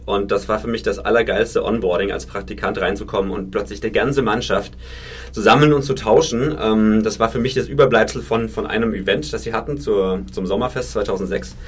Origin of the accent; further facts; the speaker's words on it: Franconia, Bavaria, Germany; ich bin tatsächlich ein Kind vom Dorf. Ich komme aus Franken.